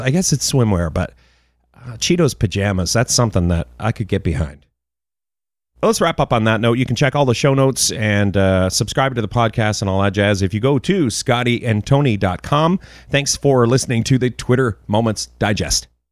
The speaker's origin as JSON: {"language": "English", "country": "Canada", "said": "as a Canadian"}